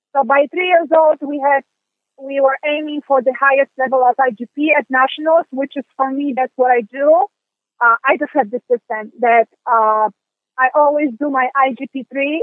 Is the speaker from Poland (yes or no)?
yes; Poland; moved away; I'm from Europe, so, and I'm from Poland